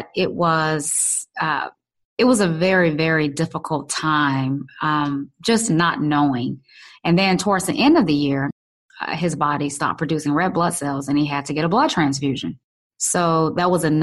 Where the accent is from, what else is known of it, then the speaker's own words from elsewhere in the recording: Louisiana, United States; growing up in Louisiana.